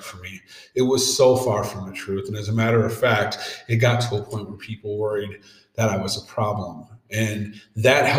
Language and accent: English; Saint Paul, Minnesota, United States; I growing up in East St. Paul